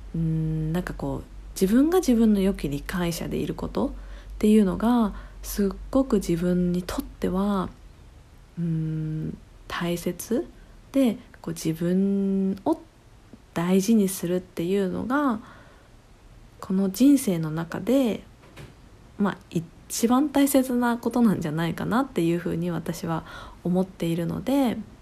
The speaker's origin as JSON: {"language": "Japanese", "region": "Tokyo", "country": "Japan", "tie": "born or raised there", "also_born_or_lived": "Australia", "moved": "as an adult", "lives_now": "Shimoda, Japan", "said": "もともと生まれは東京ですで東京で割と長く暮らしていて"}